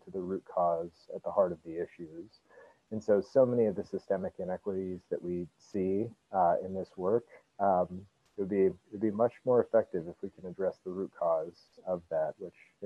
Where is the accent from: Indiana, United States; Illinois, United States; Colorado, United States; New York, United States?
Colorado, United States; Denver; moved away as an adult; also born or lived in Nebraska; I grew up in Denver and went to law school in Nebraska